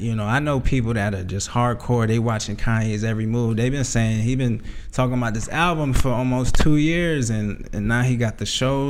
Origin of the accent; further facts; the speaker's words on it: New York City, New York, United States; I'm from Queens